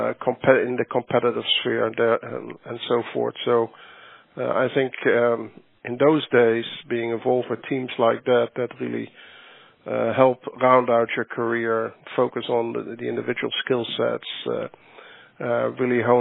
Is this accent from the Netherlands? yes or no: yes; Netherlands; moved away as an adult; also born or lived in Johannesburg, South Africa; as a young individual growing up in the Netherlands.